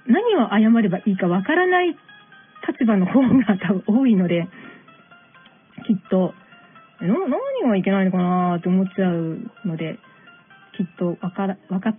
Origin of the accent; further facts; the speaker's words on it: Tokyo, Japan; 東京育ち引っ東京生まれヒップホップ育ちではないんですけれども、大阪、関西圏ではないので